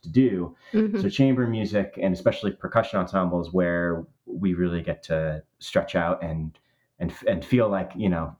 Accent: New Jersey, United States; I grew up on the East Coast in the United States in New Jersey

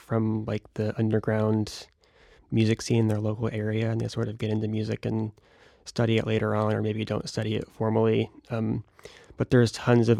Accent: Brandon, Florida, United States; now in Rochester, United States; I was raised in the Brandon area

